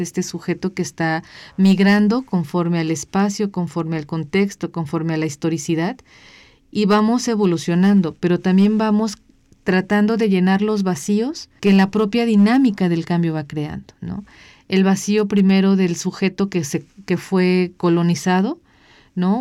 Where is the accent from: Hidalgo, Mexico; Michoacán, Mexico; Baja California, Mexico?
Michoacán, Mexico; Michoacán, ¿no? Que es de donde yo soy.